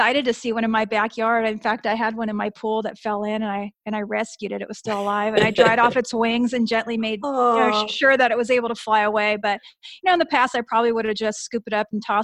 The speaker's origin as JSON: {"language": "English", "region": "Southern California", "country": "United States", "tie": "born or raised there", "said": "I do live in Southern California, and I grew up in Southern California"}